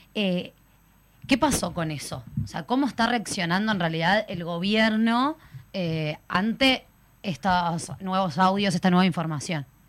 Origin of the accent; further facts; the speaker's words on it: Uruguay; tenemos como los uruguayos